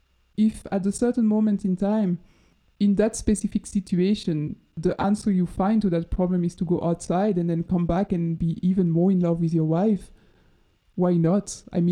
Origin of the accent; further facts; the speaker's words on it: Dinant, Wallonia, Belgium; I also always knew that I wanted to grow up children in Belgium. And most probably in Dinan, my